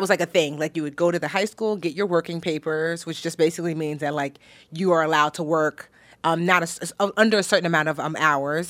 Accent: New Jersey, United States; also born or lived in Newark, New Jersey; I was born in Newark, New Jersey. Shout out to Brick City

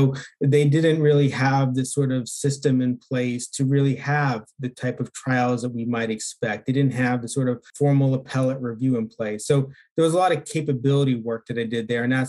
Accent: Pennsylvania, United States; I grew up in Pennsylvania.

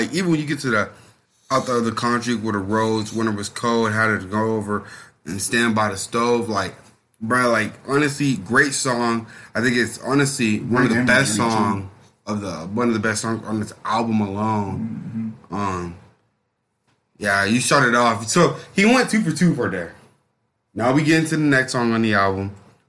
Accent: Georgia, United States; Because I grew up on …. Down there in Georgia

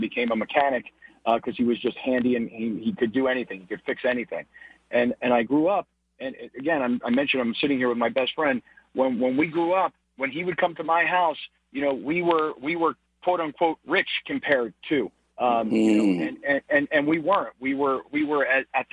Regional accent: Fort Lauderdale, Florida, United States; So I grew up in South Florida. I grew up in Fort Lauderdale, Florida

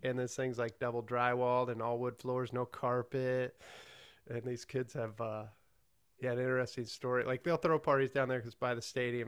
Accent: Johnson Lake, Nebraska, United States; moved away as an adult; also born or lived in Hastings, Nebraska; now in Lincoln, United States; I'm from the middle of Nebraska, Johnson Lake, and I went to school

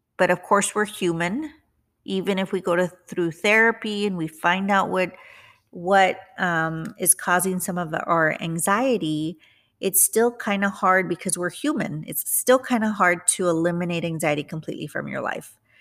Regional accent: McAllen, Texas, United States; moved away as an adult; also born or lived in San Antonio, Texas; now in Houston, United States; I went back to my hometown, which is the Rio Grande Valley, McAllen, Texas

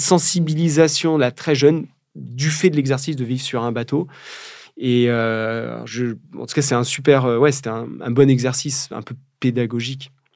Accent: Charente, Nouvelle-Aquitaine, France; now in Brittany, France; je suis né au milieu des vignes charentaises. On fabrique du cognac

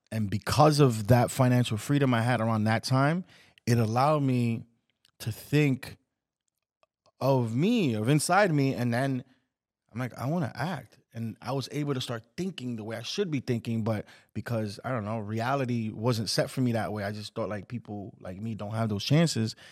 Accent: New York City, New York, United States; also born or lived in Washington Heights, New York; I was born, I was raised in the Bronx.

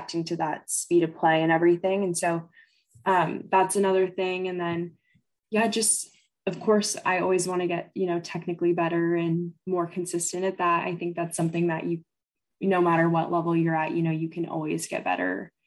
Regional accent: Kent, Washington, United States; also born or lived in Seattle; I grew up in the Kent area

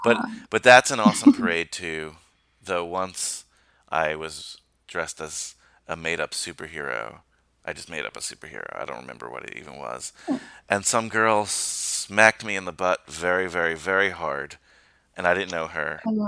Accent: New York, United States; You should come to my hometown of New York one of these days for Halloween because the village parade here is pretty awesome.

